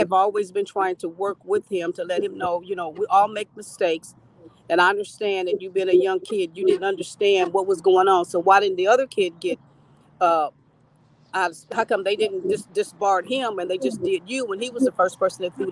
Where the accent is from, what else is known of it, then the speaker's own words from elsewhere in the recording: Kansas City, Missouri, United States; I'm from Kansas City, Missouri.